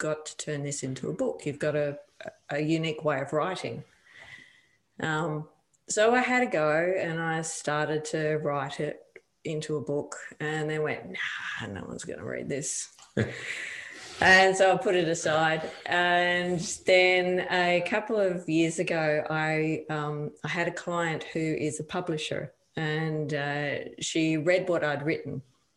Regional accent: Victoria, Australia; now in Western Australia, Australia; I'm originally from Victoria.

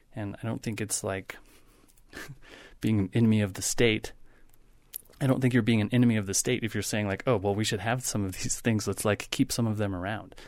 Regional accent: Wyoming, United States; I grew up in Wyoming

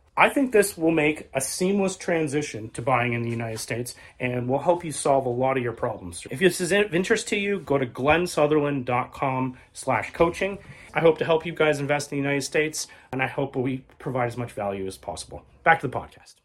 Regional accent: Canada

